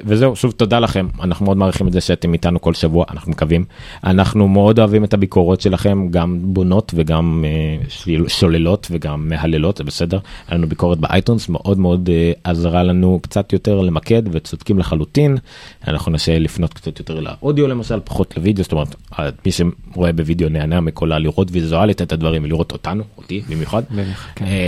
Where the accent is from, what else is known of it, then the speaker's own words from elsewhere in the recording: Israel; אנחנו ישראלים